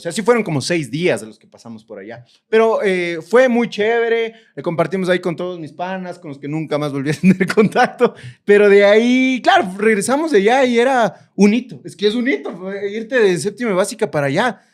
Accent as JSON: {"language": "Spanish", "country": "Ecuador", "said": "yo como ecuatoriano"}